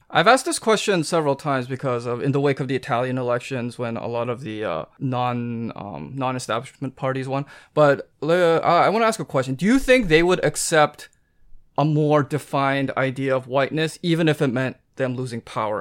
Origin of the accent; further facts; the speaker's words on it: Canada; I'm Canadian